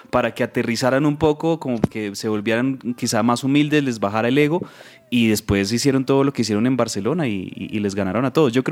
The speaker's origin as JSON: {"language": "Spanish", "country": "Colombia", "said": "Como decimos popularmente aquí en Colombia"}